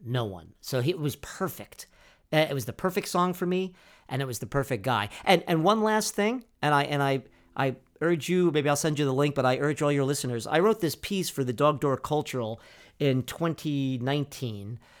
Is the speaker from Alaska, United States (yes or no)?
no; Freehold, New Jersey, United States; also born or lived in Bronx, New York; we moved from the Bronx, New York, to Freehold, New Jersey in nineteen seventy-two